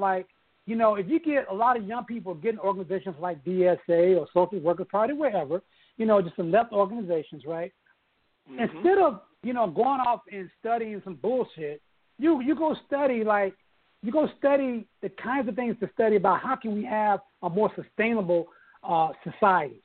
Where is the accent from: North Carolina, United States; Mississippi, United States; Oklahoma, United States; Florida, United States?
Oklahoma, United States; Oklahoma City; I grew up in Oklahoma City